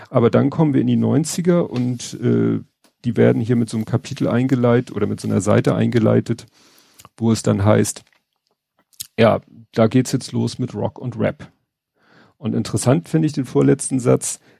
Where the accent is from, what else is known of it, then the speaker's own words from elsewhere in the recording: Hamburg, Germany; das ist natürlich für einen Hamburger wie mich alles so, klar kennt man den Stadtteil Wandsbek, man kennt äh, Wellingsbüttel